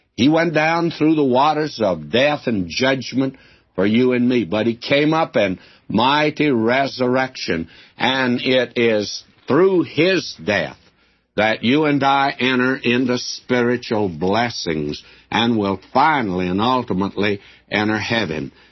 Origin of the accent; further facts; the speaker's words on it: southern Oklahoma, United States; moved away; also born or lived in Texas / Nashville, Tennessee; Takes me to southern Oklahoma where I lived as a boy.